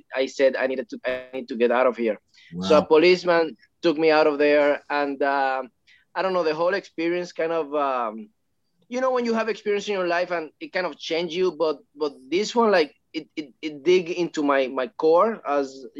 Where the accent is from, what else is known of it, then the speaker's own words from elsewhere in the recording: Puerto Rico; now in Los Angeles, United States; I'm from Puerto Rico, from a small town.